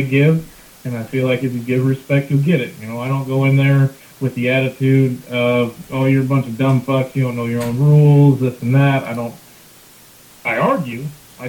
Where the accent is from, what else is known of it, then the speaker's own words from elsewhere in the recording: Le Mars, Iowa, United States; my hometown in Lamar's